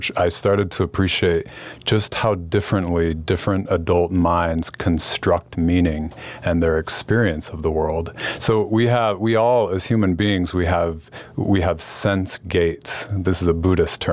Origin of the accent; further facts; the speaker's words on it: Salt Lake City, Utah, United States; I grew up in Salt Lake City